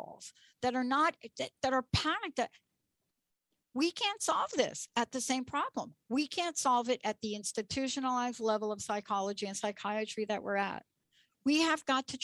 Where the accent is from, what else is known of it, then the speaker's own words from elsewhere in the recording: New York, United States; I grew up in New York